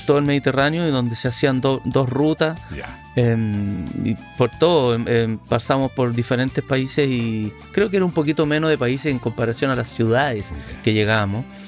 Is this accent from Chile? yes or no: yes; northern Chile, Chile; moved away as an adult; also born or lived in Reynosa, Mexico; cuando yo vivía fuera de Chile